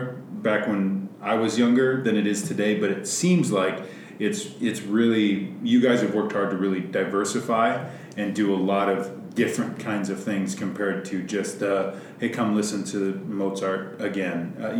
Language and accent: English; Billings, Montana, United States; So as somebody who's born and raised in Billings